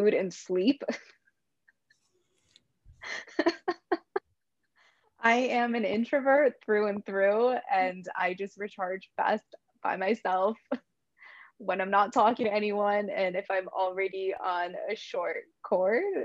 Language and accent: English; Midwest, United States; he and I were both born and raised in the Midwest